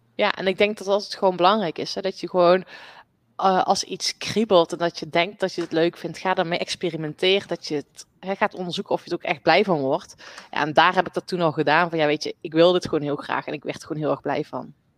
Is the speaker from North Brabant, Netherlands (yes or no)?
yes; North Brabant, Netherlands; Ik ben op de boerderij opgegroeid. Dus ik ben echt een buitenmeisje. Ehm, en nou, ik kom uit Brabant